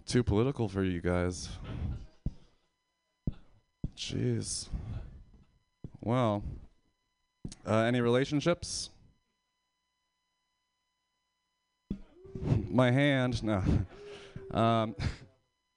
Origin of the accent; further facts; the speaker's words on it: Pennsylvania, United States; I'm from Pennsylvania